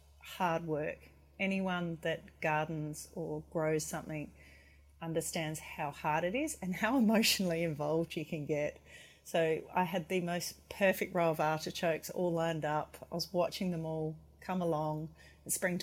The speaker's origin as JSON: {"language": "English", "town": "McLaren Vale", "region": "South Australia", "country": "Australia", "also_born_or_lived": "Hobart / Melbourne", "moved": "as an adult", "said": "I'm originally from the McLaren Vale region in South Australia"}